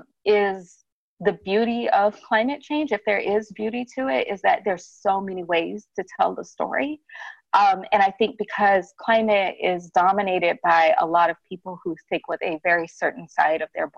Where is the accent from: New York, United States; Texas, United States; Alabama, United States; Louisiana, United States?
Alabama, United States; Birmingham; I grew up in Birmingham, which is like the big seat of my family